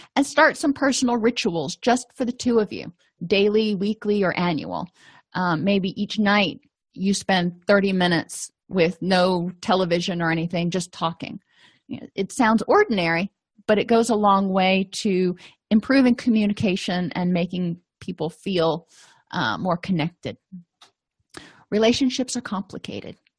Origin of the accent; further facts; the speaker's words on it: the South, United States; I'm from the South, so I can say y'all